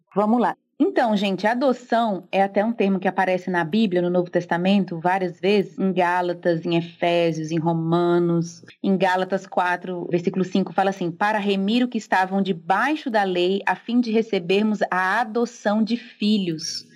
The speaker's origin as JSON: {"language": "Portuguese", "town": "Recife", "region": "Pernambuco", "country": "Brazil", "also_born_or_lived": "interior of São Paulo", "moved": "as an adult", "lives_now": "São Paulo state, Brazil", "said": "Eu sou de Recife, na verdade, mas moro aqui há mais de 10 anos"}